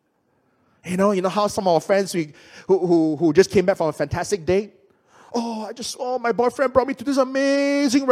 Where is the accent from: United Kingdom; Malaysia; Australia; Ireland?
Malaysia